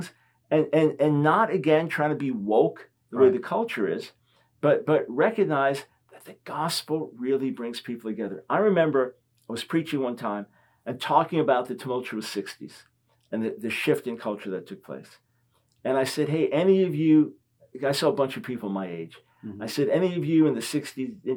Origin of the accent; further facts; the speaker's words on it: United States; I'm American